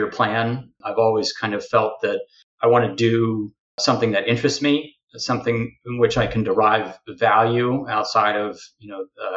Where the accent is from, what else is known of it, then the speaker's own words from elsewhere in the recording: Midwest, United States; now in Washington, D.C., United States; I'm from the Midwest